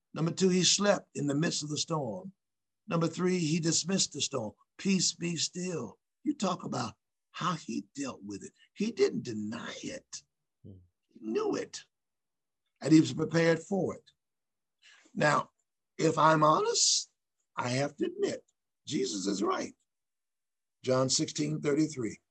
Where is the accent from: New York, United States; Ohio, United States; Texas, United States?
Ohio, United States; Newark, N E W A R K, Ohio, which is uh, not far from our state's capital, state capital, which is Columbus